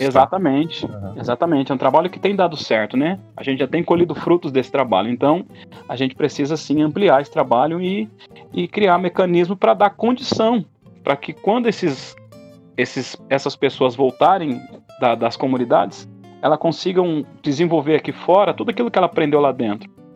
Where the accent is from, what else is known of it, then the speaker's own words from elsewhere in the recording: Andirá, Paraná, Brazil; also born or lived in Bandeirantes, Paraná; Tenho 38 anos de idade. Sou natural de Bandeirantes, porém já moro definitivamente em Andirá há mais de 30 anos